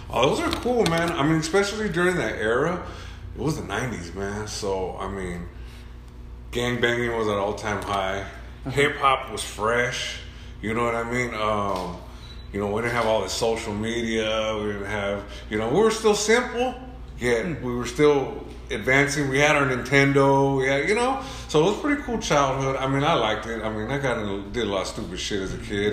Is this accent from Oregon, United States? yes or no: no; Orange, California, United States; also born or lived in Santa Ana, California; I was raised in Orange for the most part